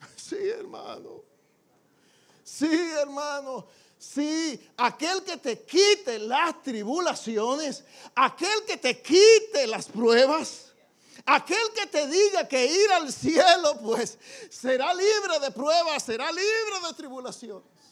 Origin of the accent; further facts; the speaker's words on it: Dominican Republic; como decimos en buen dominicano